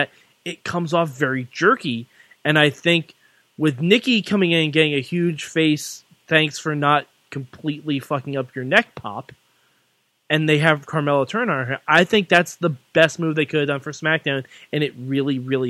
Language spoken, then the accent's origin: English; New York, United States; accent: New York; New Yorkers, we know about good pizza